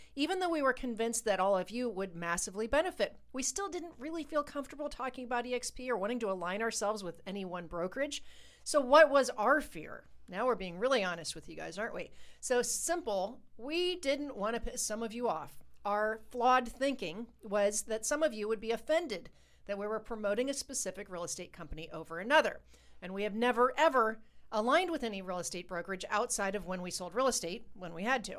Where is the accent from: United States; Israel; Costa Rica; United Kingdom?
United States; Ohio; We're from Ohio